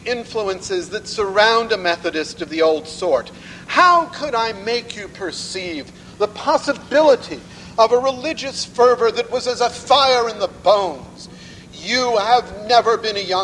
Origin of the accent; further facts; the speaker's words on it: United States; As an American